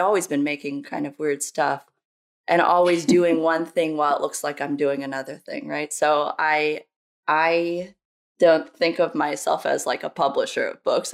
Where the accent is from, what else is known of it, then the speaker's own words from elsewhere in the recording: New Jersey, United States; also born or lived in Brazil / Oregon / California; now in Philadelphia, United States; I came to the United States when I was very young with my mom and my brother. I'm raised by a single mom in New Jersey